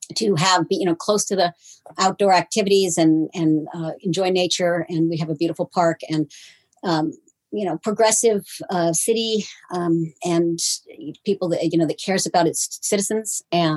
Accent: California, United States; now in Tacoma, United States; I was a transplant from California.

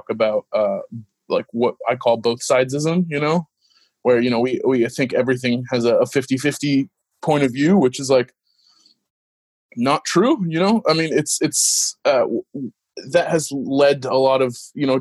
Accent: Washington, United States; also born or lived in Los Angeles, California / Middle East; I grew up in Washington and, you know, wanted to go to a state school.

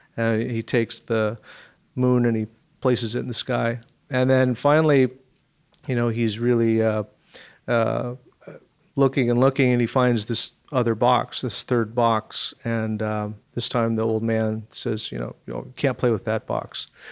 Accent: Seattle, Washington, United States; I grew up in Seattle.

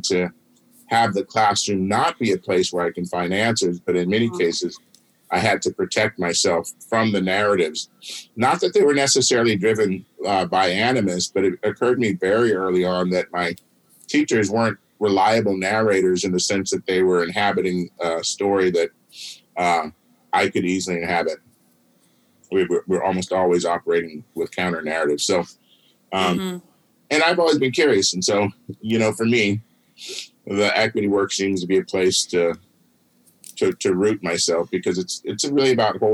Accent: West Coast, United States; I grew up out here on the West Coast, you know, in the suburbs

